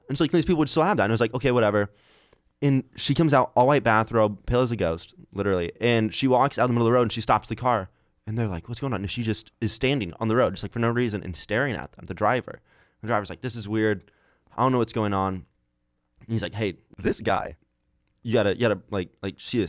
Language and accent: English; Iowa, United States; I'm from Iowa